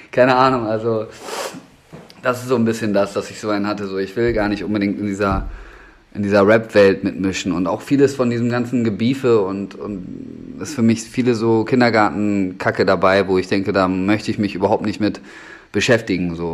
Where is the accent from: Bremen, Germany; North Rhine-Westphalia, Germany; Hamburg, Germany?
Bremen, Germany; da bin ich groß geworden im Endeffekt. Also das war von 2004 bis 2012, lass mich nicht lügen, ungefähr glaube ich, äh, war da einfach so ein, so ein Skatepark am, ähm, am Hauptbahnhof